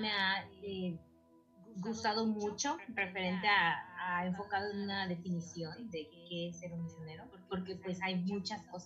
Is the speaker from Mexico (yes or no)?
yes; Mexico; now in Mérida, Mexico; bueno pues yo soy de México eh, vivo en la ciudad de Mérida, al sur de México.